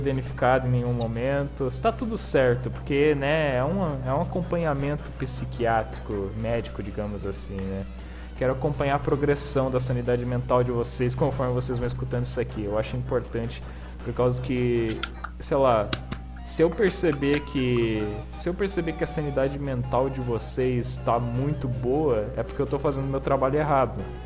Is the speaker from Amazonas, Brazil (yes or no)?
no; Santa Catarina, Brazil; Eu sou de Santa Catarina.